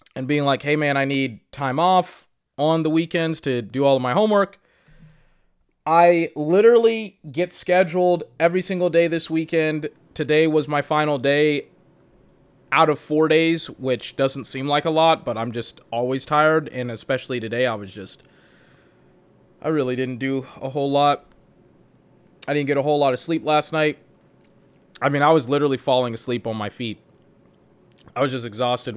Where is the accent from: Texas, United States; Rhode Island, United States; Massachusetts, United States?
Texas, United States; Austin; I'm from Austin, Texas